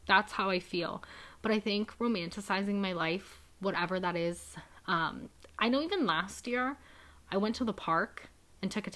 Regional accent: Youngstown, Ohio, United States; This area is still my hometown

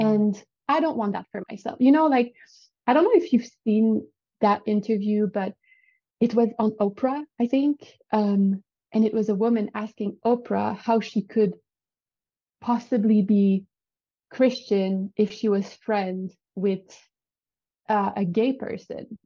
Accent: Canada; accent: French Canadian; English is a second language; I'm French. Well, I'm not French, but I'm French Canadian. So if you hear an accent, that's where it comes from.

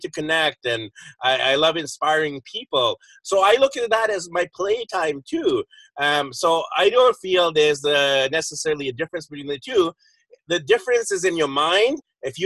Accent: Vancouver, British Columbia, Canada; moved away as an adult; now in Philippines; we're both from the Vancouver area, but right now I'm actually nowhere near Vancouver.

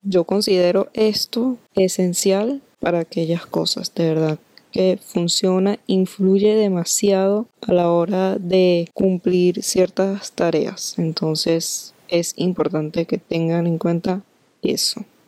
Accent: Venezuela; nosotros los venezolanos

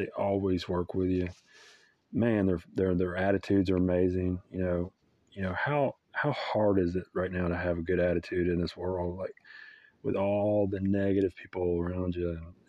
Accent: Cairo, Tennessee, United States; I'm from Cairo, Tennessee. It's a little different. It's about 15 minutes over, but it's still a suburb next to Germantown.

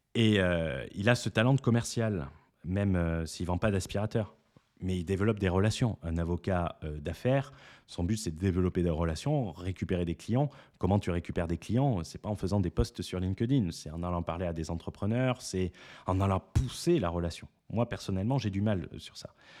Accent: France; on est français

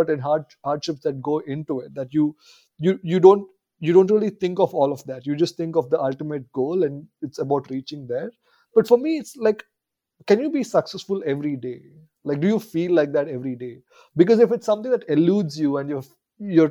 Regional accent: India; growing up in India

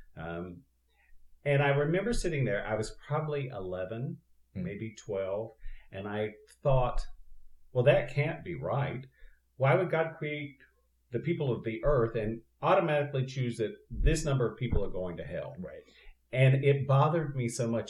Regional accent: Eastern North Carolina, United States; now in Southern California, United States; I went to a uh, Free Will Baptist Church in my little village that I grew up in in Eastern North Carolina

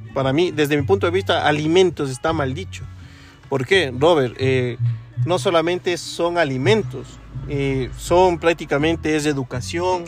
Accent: Ecuador; Yo también soy ecuatoriano

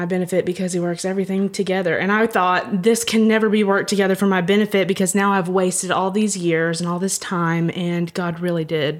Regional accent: Georgia, United States; moved away as an adult; now in Hamilton; I grew up in Georgia and moved here in 2010

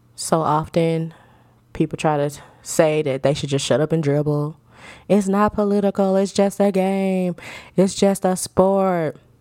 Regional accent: United States; We are all American citizens.

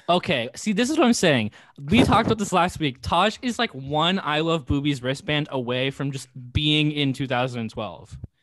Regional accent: Woodinville, Washington, United States; moved away; also born or lived in Bothell; I'm from Woodenville.

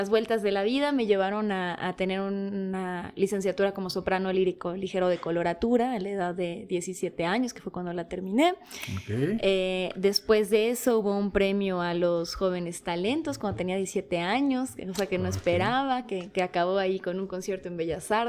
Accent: Bogotá, Colombia; now in Mexico; familia polaca, yo nací en Bogotá, Colombia. Colombia colombiana. colombiana, de, aquellos ayeres este, un poco oscuros de aquella Bogotá del 83.

